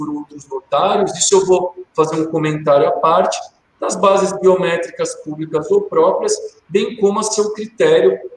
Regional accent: Barbacena, Minas Gerais, Brazil; also born or lived in Santo Antônio do Pinhal; now in Itaquaquecetuba, Brazil; Eu pareço aquele personagem da escolinha, quando eu era criança pequena lá em Barbacena. Eu prometi que quando eu saísse de Santo Antônio, eu ia tentar não citar

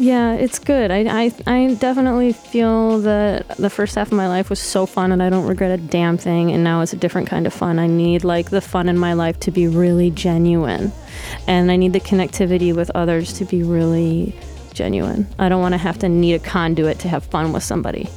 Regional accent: Detroit, Michigan, United States; moved away as an adult; also born or lived in Sterling Heights, Michigan / Hamtramck, Michigan; now in Brooklyn, United States; I lived in Detroit until the fourth grade. Then we moved to the suburbs. Sterling Heights, or we also called it Sterile Whites. uh, and then I moved back down to Hamtramck when I was 17

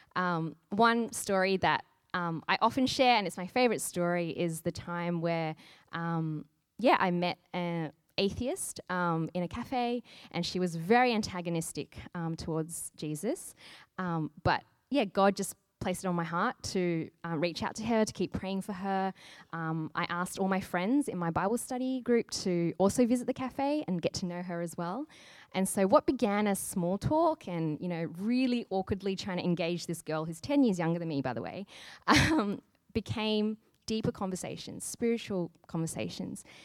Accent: Sydney, New South Wales, Australia; now in Brisbane, Australia; I'm from Sydney, and basically there are churches everywhere.

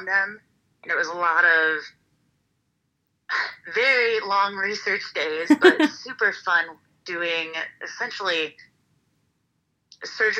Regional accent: Northwest Indiana, United States; moved away; also born or lived in Nebraska / Florida; I was born in Nebraska, and I grew up in Northwest Indiana

